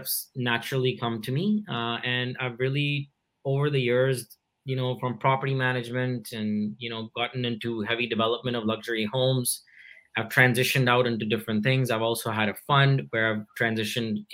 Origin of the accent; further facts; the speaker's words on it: India; I grew up in India